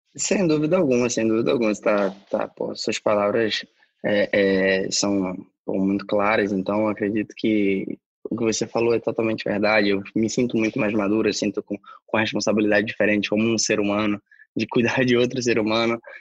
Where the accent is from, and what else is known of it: Brazil; moved away